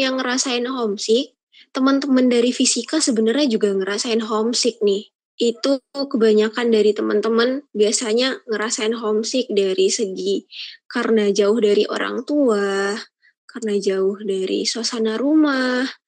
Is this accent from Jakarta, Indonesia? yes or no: no; Padang, West Sumatra, Indonesia; moved away as an adult; now in Semarang, Indonesia; aku kan asalnya dari Padang ya Feb uh, dan itu tuh emang dari kecil di Padang